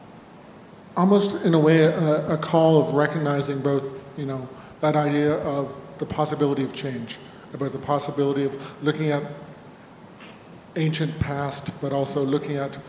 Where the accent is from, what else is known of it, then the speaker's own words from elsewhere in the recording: Northern Ontario, Canada; growing up in Northern Ontario